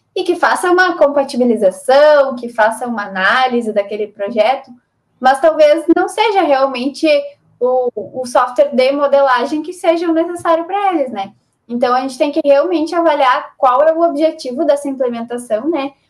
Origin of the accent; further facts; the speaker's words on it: Brazil; a gente é brasileiro